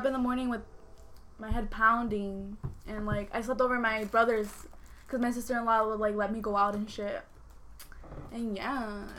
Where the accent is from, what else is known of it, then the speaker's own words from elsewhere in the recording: Villa Juárez, Aguascalientes, Mexico; moved away; I'm from Aguascalientes. I'm from Villa Juarez, Aguascalientes. Viva Aguascalientes.